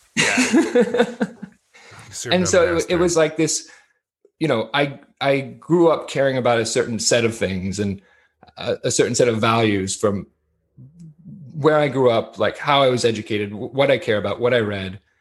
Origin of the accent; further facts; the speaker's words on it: Martha's Vineyard, Massachusetts, United States; moved away as an adult; also born or lived in Mexico; growing up on Martha's Vineyard, living in Mexico